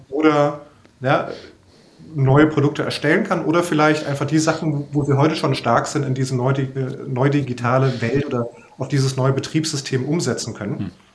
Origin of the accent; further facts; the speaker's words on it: Frankfurt, Hesse, Germany; ich bin ja auch Frankfurter